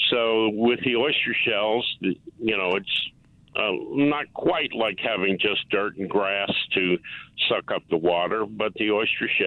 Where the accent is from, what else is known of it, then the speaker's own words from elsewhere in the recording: Delaware, United States; So I mean, this this uh, recipe had I'm from Delaware